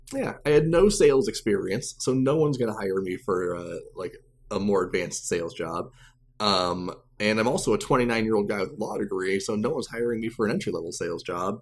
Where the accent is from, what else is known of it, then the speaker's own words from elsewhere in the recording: Champaign, Illinois, United States; moved away as an adult; also born or lived in Chicago, Illinois; I'm originally from Champaign, Illinois, so I'm a Central Illinois guy